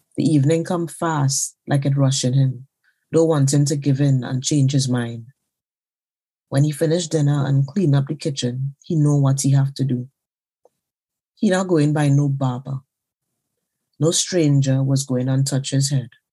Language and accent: English; Trinidad & Tobago; now in London, United Kingdom; I am a Trinidadian writer currently living in London.